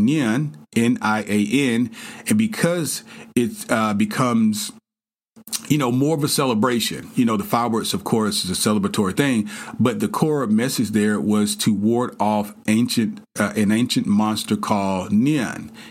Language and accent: English; the South, United States; I grew up in the South.